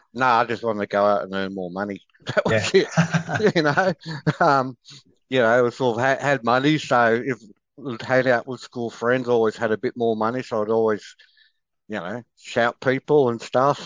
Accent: Sydney, New South Wales, Australia; growing up in Sydney, you know, you always had these sporting clubs

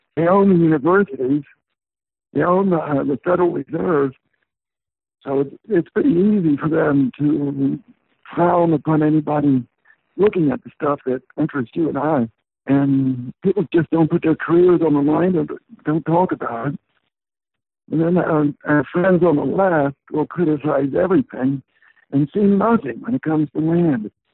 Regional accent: Portland, United States; my hometown of Portland

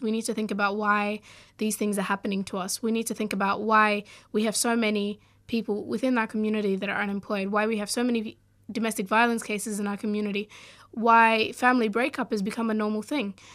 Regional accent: Australia; also born or lived in Sudan; growing up in Australia

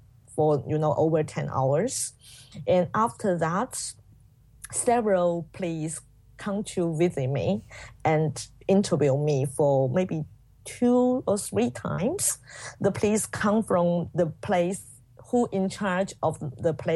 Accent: Guangxi, China; English is a second language; moved away; I was sent back to my hometown in Guangxi

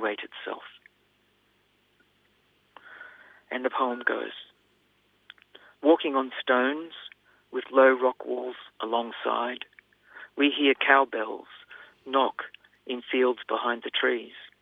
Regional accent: Australia; as an Australian

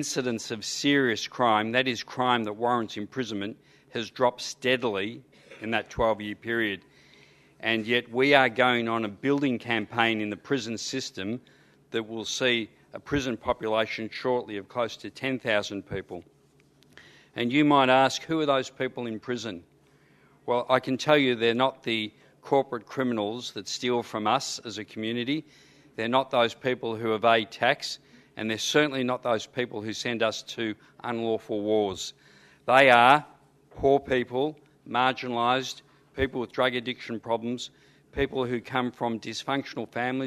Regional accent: Footscray, Victoria, Australia; I grew up in Footscray in a housing commission estate.

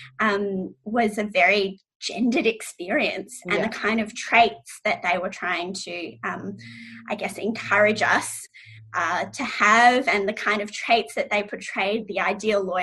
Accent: Australia; I'm biracial, and so I'm Iranian Australian, and my mom is Iranian

